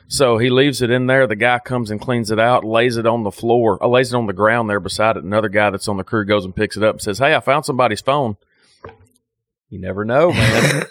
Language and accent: English; United States; I'm an American